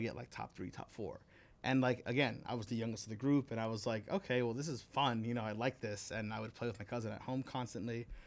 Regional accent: Miami, Florida, United States; also born or lived in New York / Oklahoma; now in Las Vegas, United States; I was born in New York. I moved to Miami when I was, like, four years old.

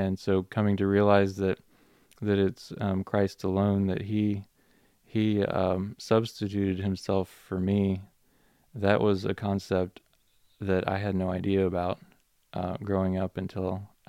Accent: Minnesota, United States; also born or lived in Alabama, United States / North Carolina, United States; And then prior to that, I lived in Minnesota growing up, and North Carolina, and I was born in Alabama, so I've been all over.

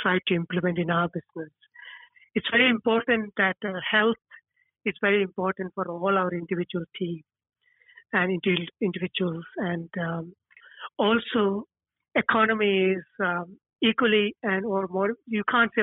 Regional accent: India; also born or lived in Stoke Newington, London; now in London, United Kingdom; I come from India

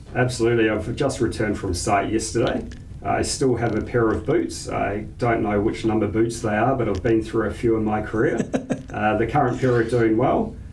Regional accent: New Zealand; moved away; I grew up in New Zealand

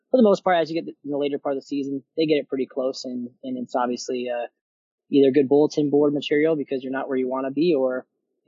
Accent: Las Vegas, Nevada, United States; moved away as an adult; also born or lived in Arizona; now in Iowa, United States; originally I'm actually from Las Vegas, Nevada

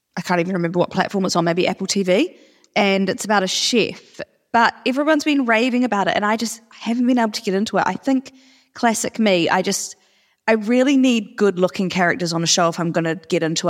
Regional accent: Auckland, New Zealand; moved away; we're actually both from Auckland

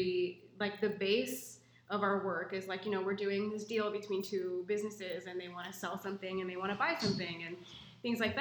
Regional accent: Pacific Northwest, United States; growing up in the Pacific Northwest

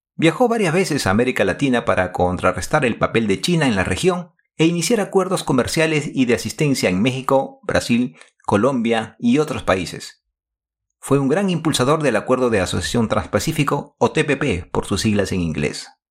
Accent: Lima, Peru; now in Japan; En mi época de estudiante colegial, tuve la oportunidad de compartir aulas con Miguel Otaque, en ese entonces Colegio Nacional de Varones Federico Villarreal en Miraflores, Lima, Perú

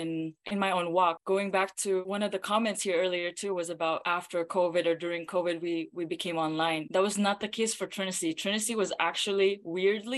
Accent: Philippines; moved away; I grew up in the Philippines

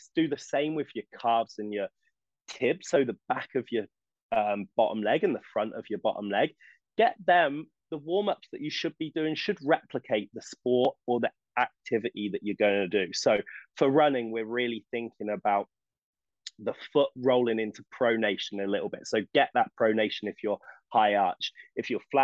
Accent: England, United Kingdom; moved away; I'm English.

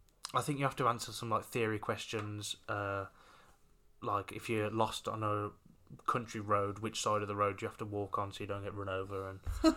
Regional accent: Brownhills, West Midlands, United Kingdom; also born or lived in Rushall; we moved from Brown Hills into Rushall.

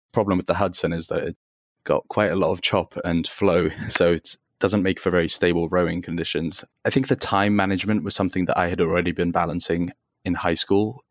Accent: United Kingdom; also born or lived in Tehran, Iran; now in Chicago, United States; we moved to the U K. So I spent kind of the early stages of my life as an asylum seeker in the U K

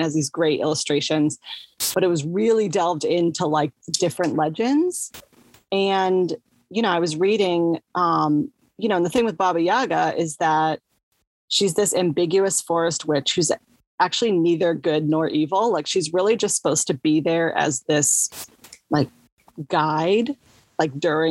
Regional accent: United States; I'm long American

